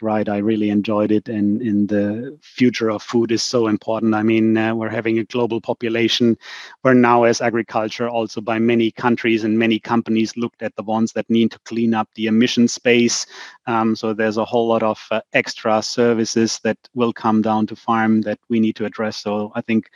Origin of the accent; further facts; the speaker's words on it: Germany; our roads in Germany